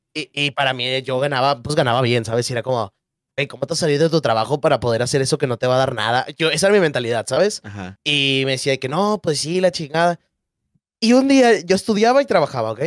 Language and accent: Spanish; Monterrey, Nuevo León, Mexico; soy de Monterrey, tengo 22 años